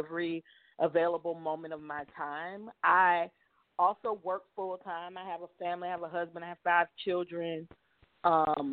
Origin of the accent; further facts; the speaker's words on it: Cleveland, Ohio, United States; moved away; I'm from Cleveland.